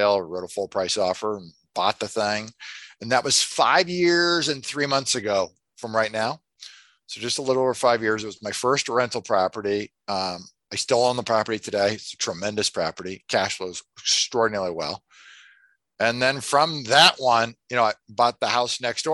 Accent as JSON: {"language": "English", "town": "Des Moines", "region": "Iowa", "country": "United States", "said": "I'm from Des Moines, Iowa."}